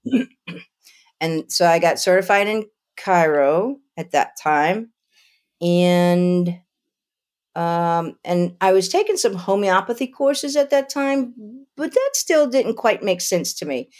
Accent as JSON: {"language": "English", "town": "Lafayette", "region": "Louisiana", "country": "United States", "tie": "born or raised there", "also_born_or_lived": "Idaho / Albuquerque, New Mexico", "moved": "as an adult", "lives_now": "Asheville, North Carolina, United States", "said": "Lafayette, Louisiana, a Cajun"}